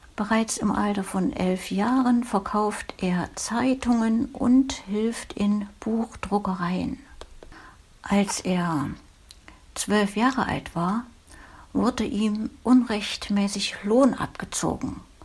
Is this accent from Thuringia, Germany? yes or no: yes; Thuringian Forest village, Germany; In meinem Heimatdorf, damals eine 300-Seelen-Gemeinde, gab es wunderschöne Thüringer Waldluft